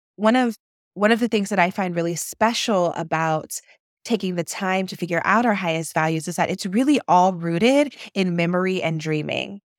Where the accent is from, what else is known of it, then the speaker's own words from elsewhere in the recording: Akron, Ohio, United States; my hometown of Akron, Ohio, up in Northeast Ohio